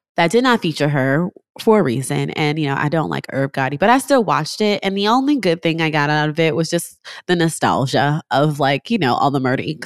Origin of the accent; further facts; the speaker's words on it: New York City, New York, United States; now in Los Angeles, United States; I'm originally from New York